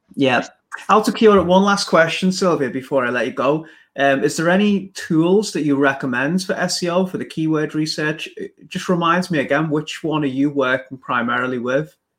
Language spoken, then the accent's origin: English; England, United Kingdom; Listen to my accent. I'm English